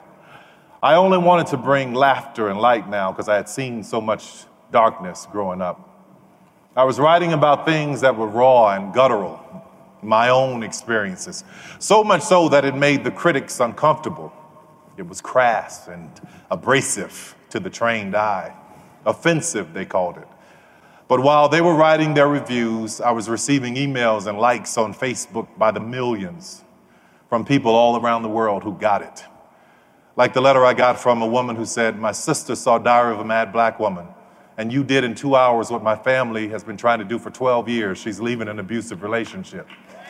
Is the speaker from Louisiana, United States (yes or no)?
yes; New Orleans, Louisiana, United States; I grew up in New Orleans